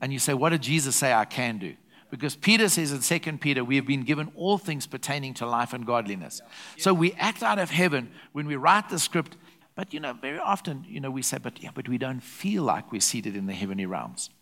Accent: South Africa; I'm a South African national, but I'm a citizen of heaven

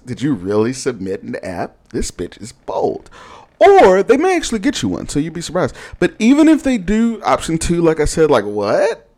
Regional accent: Houston, Texas, United States; also born or lived in Austin / Dallas / Seattle; now in Detroit, United States; I'm from Houston and I've also lived in, in Austin, Dallas, and Seattle

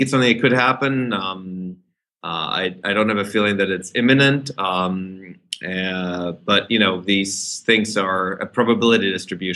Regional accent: Germany; moved away; as a teenager growing up in Germany

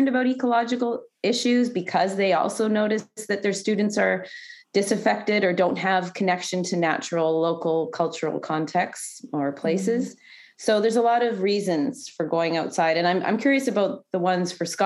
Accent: Canada; being a Canadian

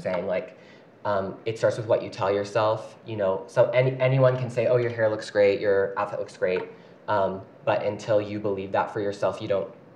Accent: Paducah, Kentucky, United States; moved away as an adult; now in Utah, United States; I grew up my whole life in a small town called Paducah, Kentucky

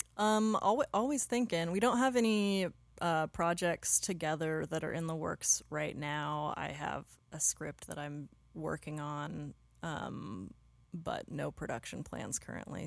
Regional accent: Pacific Northwest, United States; moved away as an adult; also born or lived in Los Angeles; now in Portland, United States; I grew up near there in the Pacific Northwest

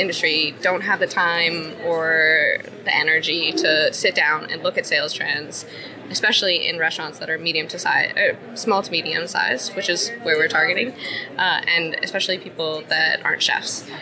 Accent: Canada; moved away as an adult; now in Iceland; I'm originally from Canada, but I've lived in Iceland for five years

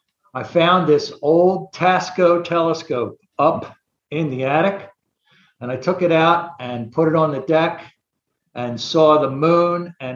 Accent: Atlantic City, New Jersey, United States; moved away as an adult; also born or lived in Brigantine, New Jersey; now in Florida, United States; I'm actually from Atlantic City, New Jersey. I came to Florida in 2004.

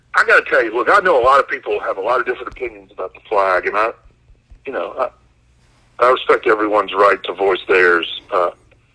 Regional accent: Mississippi, United States; I'm from Mississippi

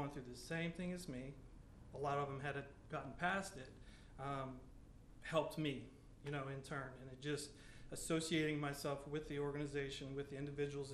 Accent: Maurice, Louisiana, United States; I'm from Maurice, Louisiana right here. So I've grown up with USL then to UL.

